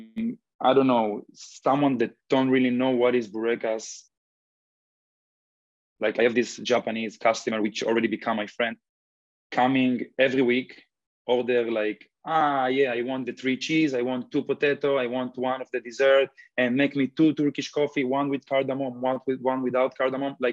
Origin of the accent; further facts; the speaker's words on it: Israel; now in Los Angeles, United States; one guy, chef I grew up with in Israel